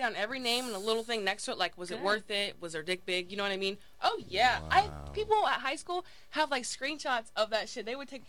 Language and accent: English; Indiana, United States; I'm from Indiana.